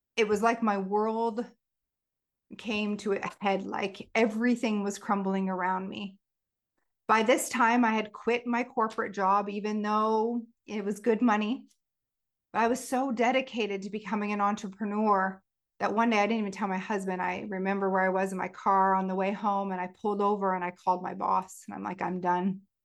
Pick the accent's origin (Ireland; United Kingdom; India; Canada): Canada; Stratford, Ontario; created a food festival in my hometown called Savor Stratford back in two thousand and eight